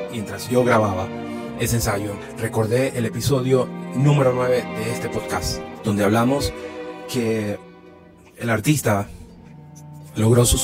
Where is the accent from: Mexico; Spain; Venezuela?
Venezuela; Les cuento que en mi país tuve la oportunidad de dirigir orquestas porque soy un músico que también fue formado en el Sistema Nacional de Orquestas Infantiles y Juveniles de Venezuela